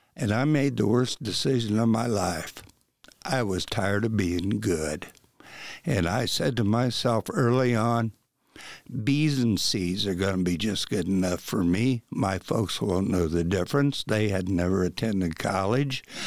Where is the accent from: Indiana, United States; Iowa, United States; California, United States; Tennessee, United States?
Indiana, United States; Wabash; moved away; the bowling alley that I worked at when I was a kid back in Wabash